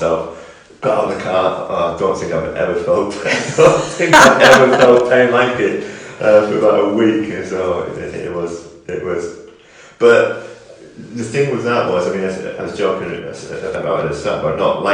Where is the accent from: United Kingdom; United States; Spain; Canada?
United Kingdom; the Northeast, North East England; now in Northampton, United Kingdom; I was coming from the Northeast originally